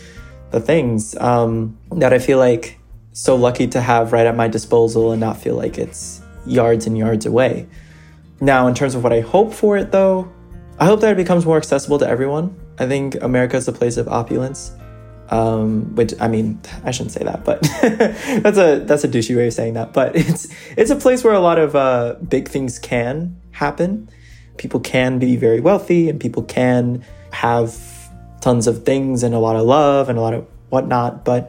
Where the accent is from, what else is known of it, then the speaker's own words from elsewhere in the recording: New York City, New York, United States; Just being born and raised in New York City, I feel like I take for granted the amount of diversity and opportunity